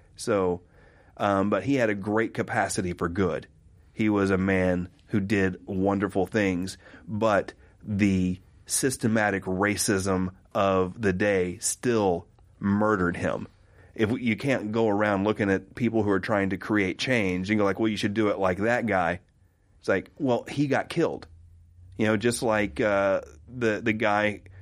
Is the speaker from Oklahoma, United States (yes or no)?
yes; Oklahoma, United States; I grew up in Oklahoma in the 80s